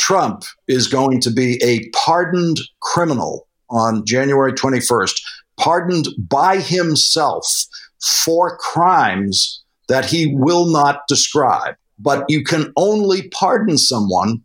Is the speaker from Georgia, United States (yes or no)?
no; Boston, Massachusetts, United States; I grew up Irish in Boston